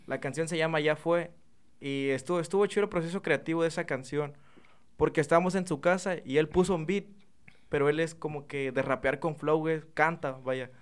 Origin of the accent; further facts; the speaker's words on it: Chiapas, Mexico; moved away as an adult; now in Reynosa, Mexico; tiene como un año aproximadamente que ya aquí, pero yo soy del estado de Chiapas